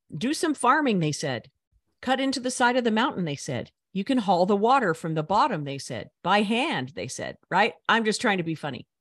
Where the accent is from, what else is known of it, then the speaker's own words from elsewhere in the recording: United States; I'm an American